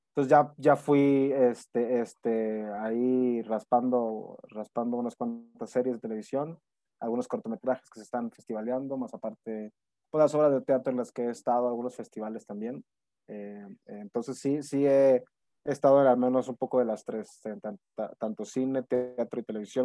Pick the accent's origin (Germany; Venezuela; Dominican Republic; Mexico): Mexico; Monterrey, Nuevo León; moved away as an adult; now in Mexico City, Mexico; soy originario de Monterrey, Nuevo León